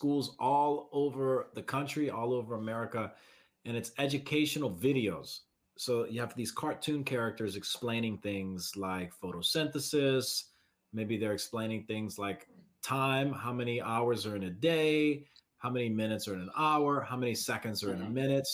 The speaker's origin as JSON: {"language": "English", "region": "Southeast Louisiana", "country": "United States", "said": "I'm from Southeast Louisiana."}